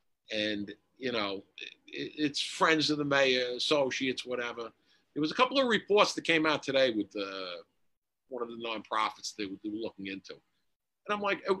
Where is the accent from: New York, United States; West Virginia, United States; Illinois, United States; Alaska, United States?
New York, United States; New York City; growing up in Queens